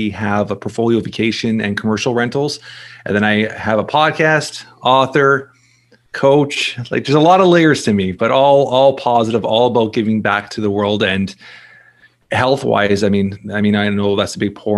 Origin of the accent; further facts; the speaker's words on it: Toronto, Ontario, Canada; I'm born and raised in Toronto, Canada. So I'm Canadian here